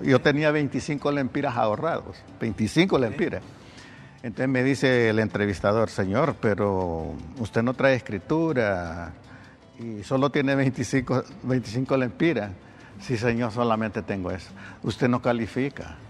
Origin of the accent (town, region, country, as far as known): Honduras